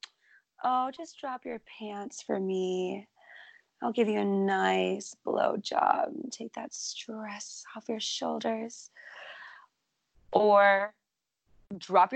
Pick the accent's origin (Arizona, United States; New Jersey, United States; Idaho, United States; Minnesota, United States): Minnesota, United States; my home state of Minnesota